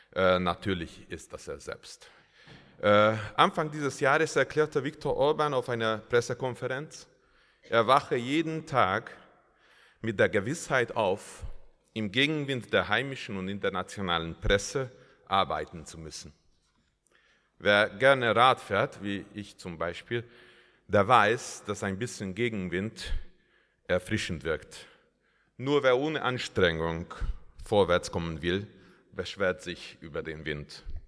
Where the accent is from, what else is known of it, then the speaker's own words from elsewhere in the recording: Hungary; Als Ungar